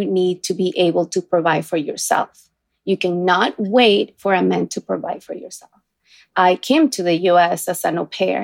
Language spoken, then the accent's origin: English; Ecuador; now in New York, United States; I come from a small town